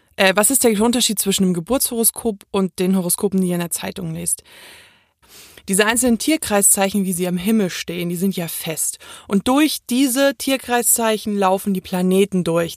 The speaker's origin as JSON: {"language": "German", "town": "Munich", "region": "Bavaria", "country": "Germany", "tie": "born or raised there", "said": "ich bin in München geboren"}